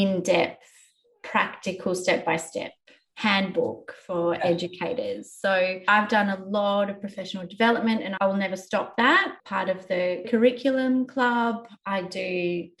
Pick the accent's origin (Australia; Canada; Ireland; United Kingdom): Australia; I get to learn as an Australian woman and as an Australian citizen